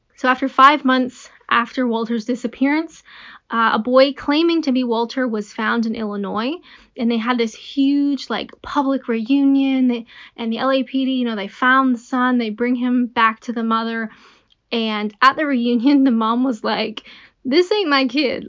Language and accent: English; Canada; I'm Canadian